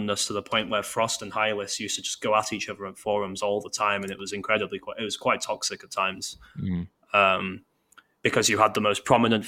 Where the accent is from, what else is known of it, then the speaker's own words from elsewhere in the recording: Bolton, North West England, United Kingdom; moved away as an adult; now in Manchester, United Kingdom; I'm originally from Bolton